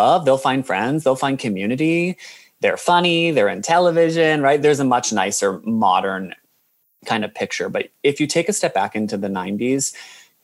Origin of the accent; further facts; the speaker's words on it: United States; moved away as an adult; now in Australia; I'm from America